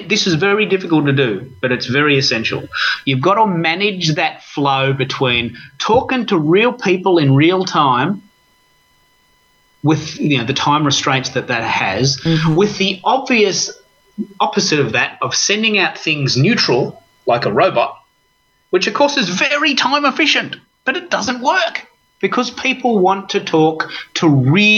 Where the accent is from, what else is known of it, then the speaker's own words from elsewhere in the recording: Australia; I'm an Aussie